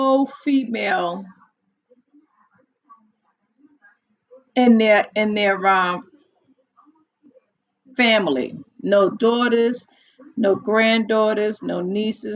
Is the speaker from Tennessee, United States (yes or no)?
no; New York, United States; accent: New York; From the east part of New York. You can't tell by my accent